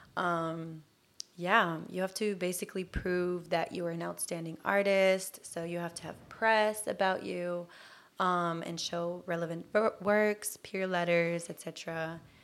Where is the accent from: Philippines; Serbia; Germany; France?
Germany; English is a second language; moved away as an adult; also born or lived in Bay Area, United States; now in Los Angeles, United States; I grew up in Germany, and I'm Turkish.